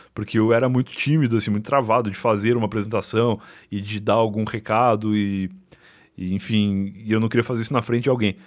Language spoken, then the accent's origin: Portuguese; Rio Grande, Rio Grande do Sul, Brazil; moved away as an adult; now in São Paulo, Brazil; eu, como gaúcho, saindo do sul para cá e como não só como gaúcho, mas como Rio Grandino